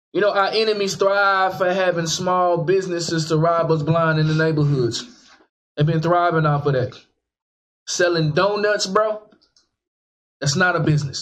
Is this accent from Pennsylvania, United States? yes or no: no; Dallas, Texas, United States; Back in the day, we didn't have all that growing up in West Dallas